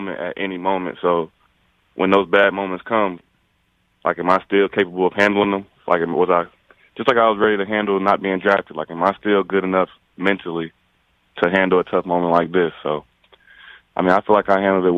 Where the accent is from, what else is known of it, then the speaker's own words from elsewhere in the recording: East Coast, United States; now in Las Vegas, United States; I'm from the East Coast